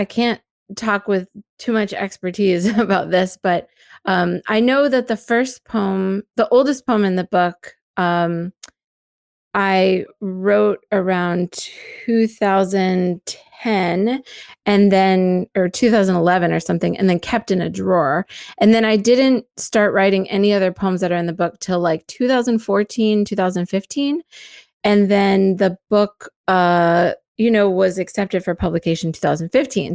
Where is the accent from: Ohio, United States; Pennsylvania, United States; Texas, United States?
Pennsylvania, United States; also born or lived in Gettysburg, Pennsylvania; I'm from Pennsylvania and I grew up in different places around Pennsylvania, but the place that is the anchor for me is Gettysburg.